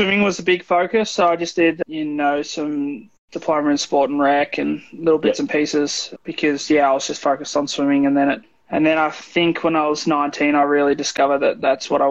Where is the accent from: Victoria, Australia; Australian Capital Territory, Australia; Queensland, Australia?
Victoria, Australia; Bendigo; also born or lived in Melbourne; I grew up in Bendigo and there wasn't much for my swimming back in Bendigo. So I had to move to Melbourne